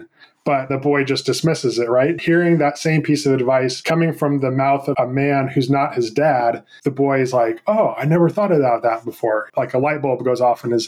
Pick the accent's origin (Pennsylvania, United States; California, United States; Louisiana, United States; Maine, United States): California, United States; San Francisco Bay Area; I grew up in the San Francisco Bay Area